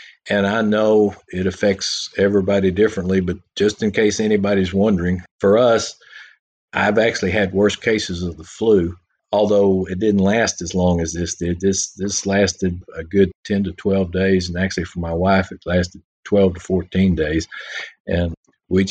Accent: Texas, United States; those of us from Texas

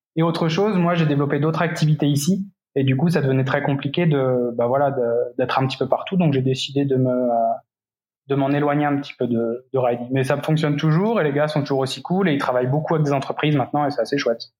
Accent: Centre-Val de Loire, France; also born or lived in Paris, France; now in Belo Horizonte, Brazil; je suis originaire de l'Indre-et-Loire

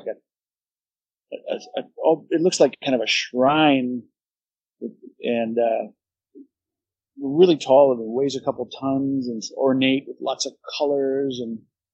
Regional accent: New England, United States; moved away as an adult; now in Hakata, Japan; that's what I grew up

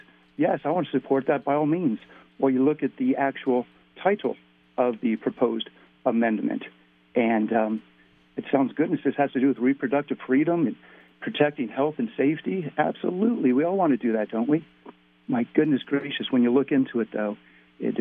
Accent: Ohio, United States; I was born and raised in Ohio

